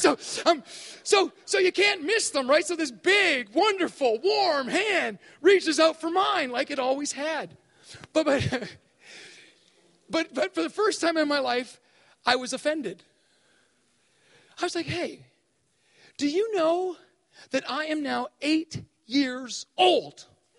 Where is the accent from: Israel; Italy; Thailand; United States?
Thailand; But we grew up in Thailand, and so my dad modeled for me at a very early age what it was like to have faith